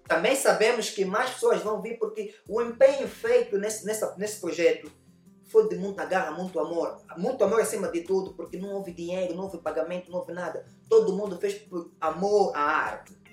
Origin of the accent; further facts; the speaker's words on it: Angola; moved away as an adult; also born or lived in Europe; eu saí da Angola